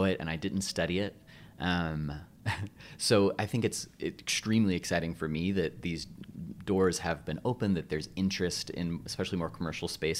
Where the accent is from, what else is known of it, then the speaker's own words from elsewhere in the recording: Florida, United States; I'm from Florida.